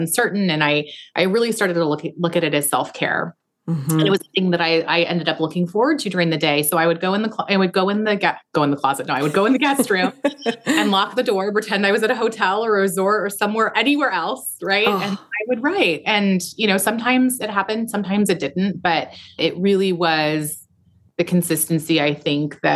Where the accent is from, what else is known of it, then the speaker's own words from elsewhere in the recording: Seattle, Washington, United States; moved away as an adult; now in Arizona, United States; I grew up in Seattle. Well, in Washington in the suburb. But I left when I was 18. I came to Arizona where I live now